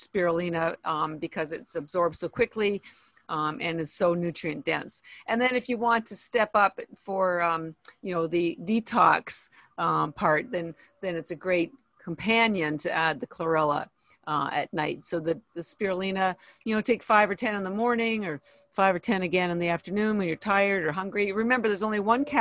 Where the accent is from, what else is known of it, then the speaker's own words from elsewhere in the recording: Toronto, Ontario, Canada; moved away as an adult; now in Boston, United States; I am Canadian, by the way. I was born in Toronto